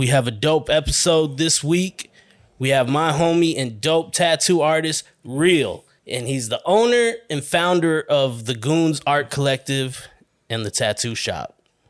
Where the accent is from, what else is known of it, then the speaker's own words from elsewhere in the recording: Arizona, United States; now in California, United States; my home state, Arizona